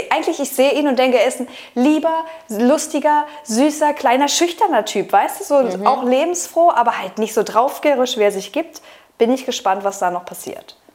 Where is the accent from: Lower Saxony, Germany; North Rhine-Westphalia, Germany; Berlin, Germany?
North Rhine-Westphalia, Germany; Essen; ja wir kommen halt aus Essen.